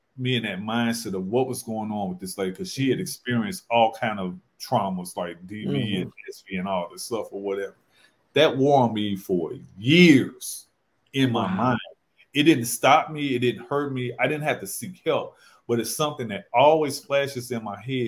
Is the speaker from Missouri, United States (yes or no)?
yes; St. Louis, Missouri, United States; now in Charlotte, United States; I'm from St. Louis. That's where I worked in practice. I live in Charlotte now